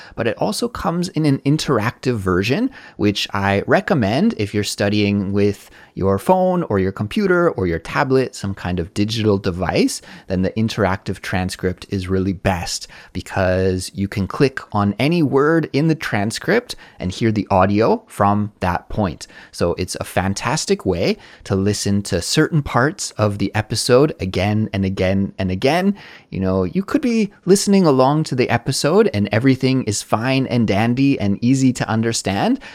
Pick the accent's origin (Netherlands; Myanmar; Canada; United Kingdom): Canada; now in South Korea; as a Canadian person living abroad in South Korea